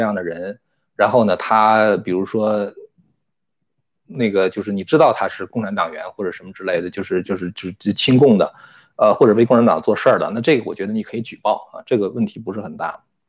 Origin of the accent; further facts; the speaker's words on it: China; moved away as an adult; 我也是从小在中共那个洗脑之下长大的